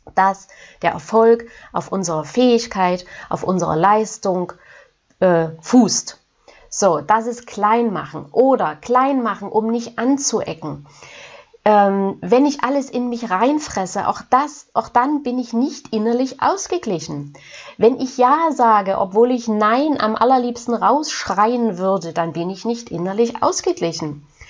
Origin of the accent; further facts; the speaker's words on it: Germany; hier bei uns in Deutschland